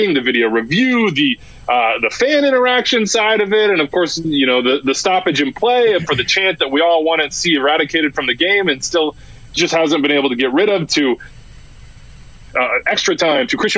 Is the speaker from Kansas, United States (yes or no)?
yes; Wichita, Kansas, United States; also born or lived in Lawrence, Kansas / Brooklyn; I grew up playing soccer in Wichita